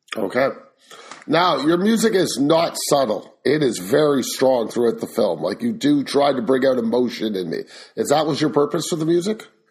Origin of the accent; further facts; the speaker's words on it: Canada; I am Canadian